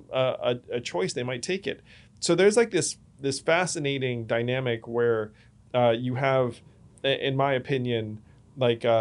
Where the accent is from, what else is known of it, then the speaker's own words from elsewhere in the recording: United States; as an American